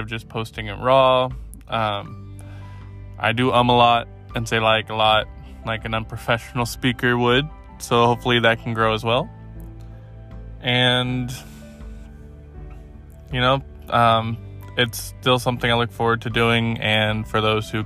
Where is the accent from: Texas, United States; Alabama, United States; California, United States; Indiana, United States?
California, United States; moved away as an adult; now in Oregon, United States; as a Californian, former Californian